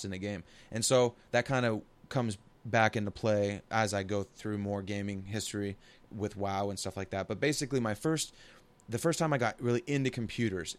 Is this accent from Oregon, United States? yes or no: yes; Portland, Oregon, United States; I'm from the Portland area